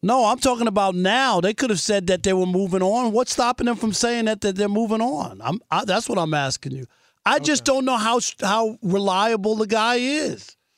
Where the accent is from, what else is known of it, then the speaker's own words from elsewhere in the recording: New York, United States; I grew up in New York